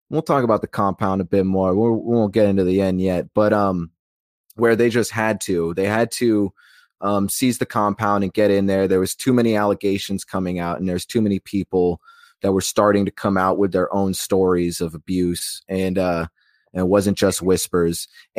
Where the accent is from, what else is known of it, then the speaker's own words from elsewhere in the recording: Alaska, United States; also born or lived in Macon, Georgia; now in Florida, United States; I was born 30 minutes outside of Eatonton in Macon, Georgia, raised my life, most of my life in Alaska, and I'm in Florida now.